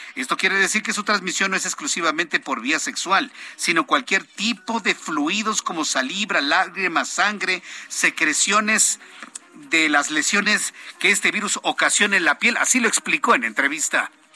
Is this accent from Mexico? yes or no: yes; Mexico; somos de la misma raza, porque somos mexicanos